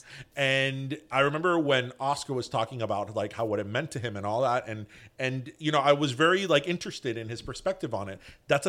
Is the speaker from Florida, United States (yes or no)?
yes; Miami, Florida, United States; no, I'm not Latino. I'm not Hispanic. I'm from Miami.